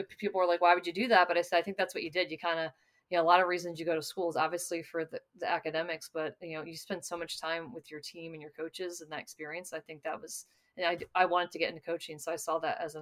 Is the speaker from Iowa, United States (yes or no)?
no; Ellicott City, Maryland, United States; moved away; I'm from Ellicott City, Maryland, which is right between Baltimore and Washington